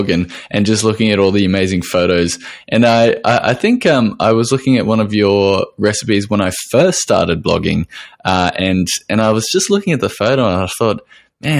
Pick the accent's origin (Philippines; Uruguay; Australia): Australia